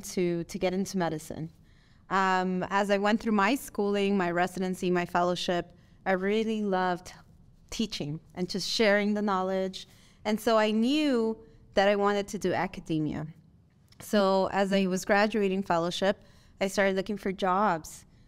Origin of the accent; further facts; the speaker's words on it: Nicaragua; English is a second language; also born or lived in Miami, Florida; now in Las Vegas, United States; I am from Miami, Florida, but I was born and raised in Nicaragua, Central America.